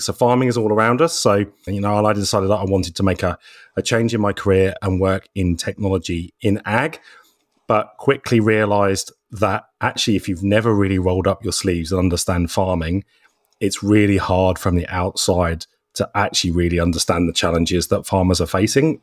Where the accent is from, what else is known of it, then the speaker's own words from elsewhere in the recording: Norfolk, East of England, United Kingdom; moved away as an adult; also born or lived in London; now in McLaren Vale, Australia; originally from the UK, so I come from Norfolk in England.